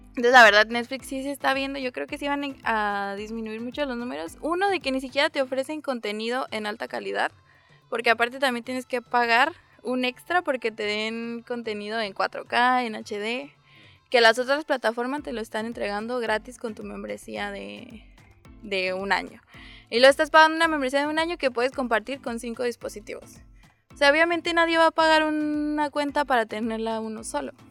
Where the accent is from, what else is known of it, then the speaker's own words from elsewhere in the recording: Mexico; como buen mexicano